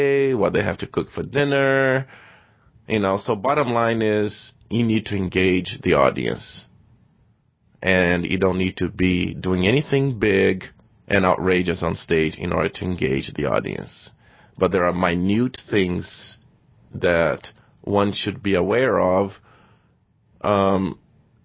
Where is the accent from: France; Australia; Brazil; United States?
Brazil; moved away as an adult; I was born and raised in Brazil